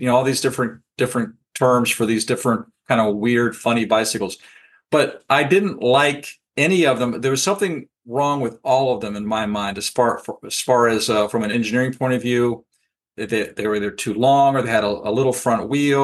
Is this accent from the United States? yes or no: yes; Falls Church, Virginia, United States; I grew up in Falls Church, Virginia, sort of inside the Beltway around Washington, D.C.